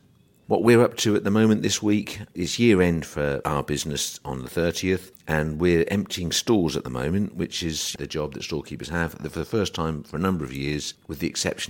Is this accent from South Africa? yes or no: no; England, United Kingdom; as English people